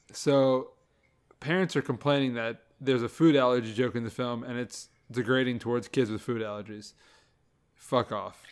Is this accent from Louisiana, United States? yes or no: yes; Louisiana, United States; moved away; also born or lived in Ohio; we grew up in Louisiana